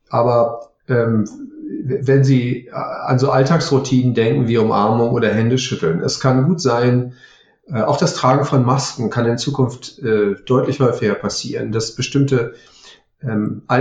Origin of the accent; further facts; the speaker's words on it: Berlin, Germany; Ich, ähm, ich stamme aus Berlin.